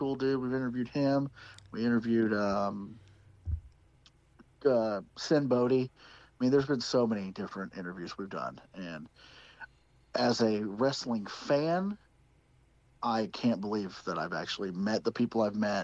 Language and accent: English; Seymour, Indiana, United States; I'm from Seymour, which is where Rip is from